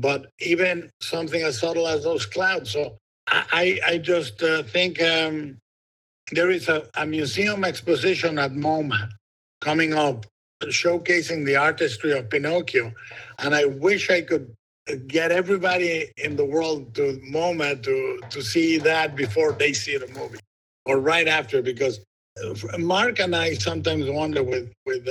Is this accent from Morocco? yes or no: no; Guadalajara, Jalisco, Mexico; born or raised there